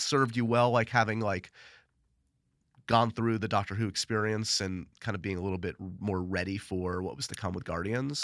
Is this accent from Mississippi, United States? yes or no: no; New York City, New York, United States; New York City